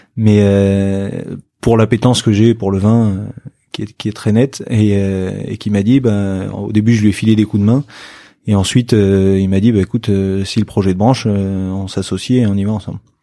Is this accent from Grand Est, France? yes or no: no; Bordeaux, Nouvelle-Aquitaine, France; puisqu'on est bordelais